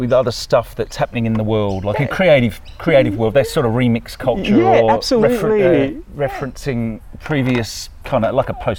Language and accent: English; Sydney, New South Wales, Australia; born or raised there